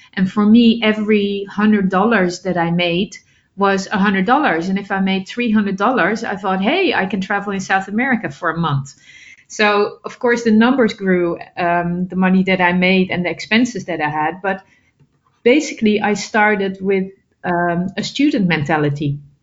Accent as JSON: {"language": "English", "country": "Netherlands", "said": "I'm originally from the Netherlands, and the Netherlands is still my basis."}